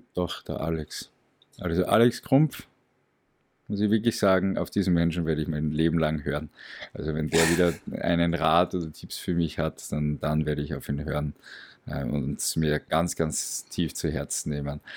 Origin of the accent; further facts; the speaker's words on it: Graz, Styria, Austria; Aus Graz. Also ich bin aus Österreich, okay. aus Graz